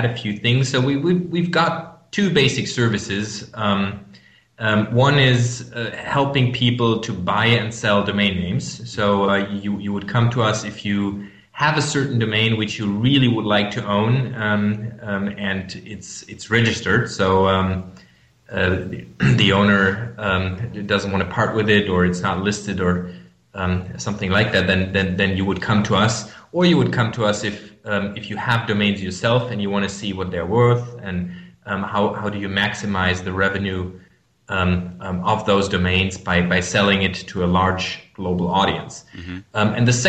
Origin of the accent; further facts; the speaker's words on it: Germany; accent: German; English is a second language; I'm from Germany. You might hear that from my accent